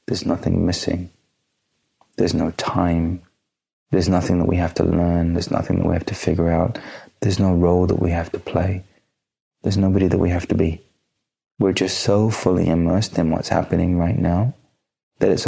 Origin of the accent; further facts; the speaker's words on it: India; being Indian